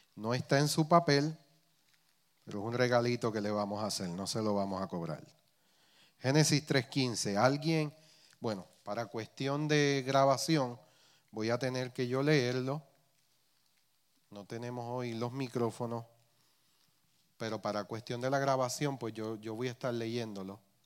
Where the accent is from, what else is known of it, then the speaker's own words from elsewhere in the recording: Puerto Rico; accent: Puerto Rican; criollización puertorriqueña